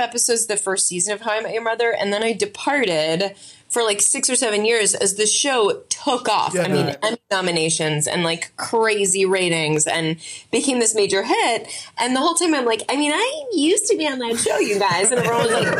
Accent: Yonkers, New York, United States; I was born in New York. My parents were both writers and very like kind of like a blue collar upbringing. We were in Yonkers

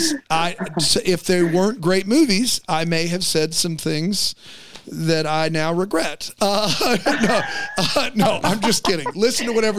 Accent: South Carolina, United States; we're from South Carolina

